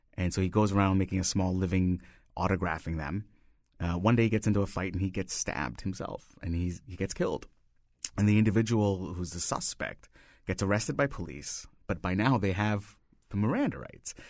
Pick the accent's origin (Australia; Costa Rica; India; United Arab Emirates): India; moved away as an adult; now in United States; I grew up in India and I moved here, uh, sixteen years ago.